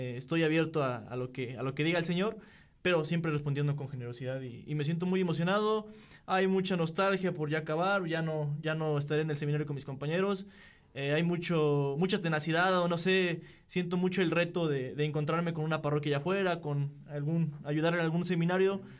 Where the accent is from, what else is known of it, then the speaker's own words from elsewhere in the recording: Corregidora, Querétaro, Mexico; Eh, tengo 26 años, soy originario de la parroquia del pueblito Corregidora, San Francisco Galileo